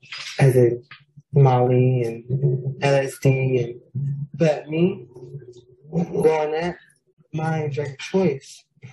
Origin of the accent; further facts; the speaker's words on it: Stockton, California, United States; And I was born and raised in Stockton, California. There I lived with my grandmother, who raised me to the best of her ability.